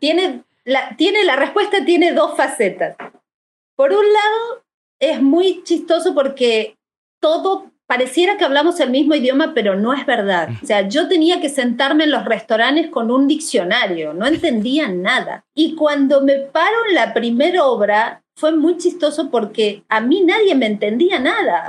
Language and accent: Spanish; Argentina; moved away as an adult; also born or lived in Monterrey, Mexico; now in Mexico